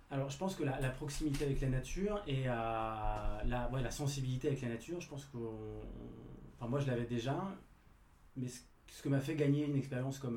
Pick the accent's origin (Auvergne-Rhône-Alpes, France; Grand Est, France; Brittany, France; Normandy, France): Brittany, France; Rennes; je suis citadin, je ne suis, pas, je suis pas parisien non plus, je suis rennais